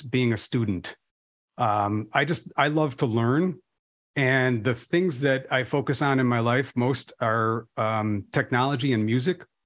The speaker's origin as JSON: {"language": "English", "area": "Chicago suburbs", "region": "Illinois", "country": "United States", "tie": "born or raised there", "also_born_or_lived": "DeKalb", "said": "I was raised in kind of blue collar suburbs"}